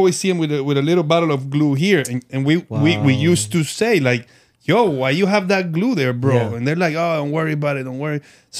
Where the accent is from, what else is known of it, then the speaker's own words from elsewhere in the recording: Colombia; moved away; I'm from Colombia